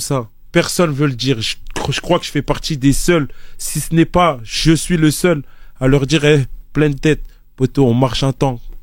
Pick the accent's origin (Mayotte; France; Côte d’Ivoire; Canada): Côte d’Ivoire; je suis ivoirien, c'est inné